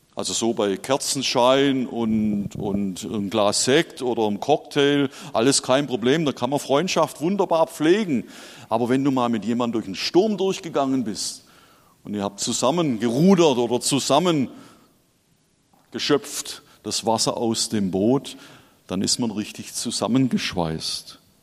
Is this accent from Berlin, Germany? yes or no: no; Schorndorf, Baden-Württemberg, Germany; now in Hesse, Germany; ich bin tatsächlich in Schorndorf geboren und aufgewachsen